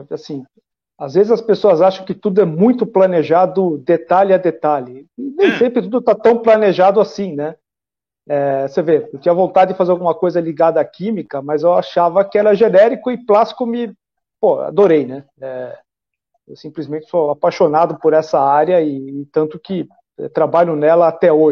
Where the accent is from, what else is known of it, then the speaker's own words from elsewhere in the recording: São Bernardo do Campo, São Paulo, Brazil; Eu nasci em São Paulo, é, é. mas eu fui criado desde os cinco anos de idade em São Bernardo do Campo.